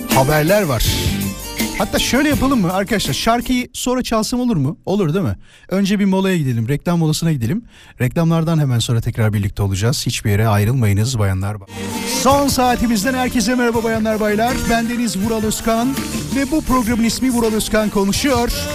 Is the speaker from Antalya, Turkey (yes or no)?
no; Yarımca, Kocaeli, Turkey; moved away; Ben Yarımca'da Mimar Sinan İlköğretim Okulu diye bir okulda okudum